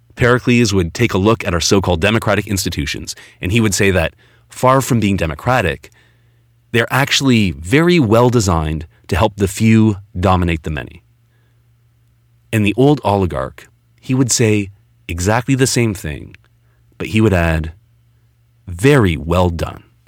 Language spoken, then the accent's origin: English; Toronto, Ontario, Canada; my hometown, Toronto